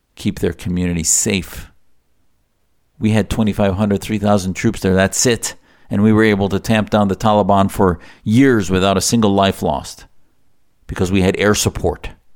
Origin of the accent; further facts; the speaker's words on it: United States; as an American